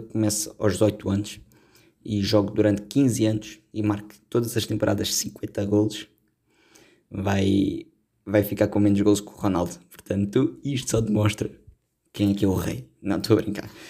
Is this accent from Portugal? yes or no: yes; Portugal; sendo português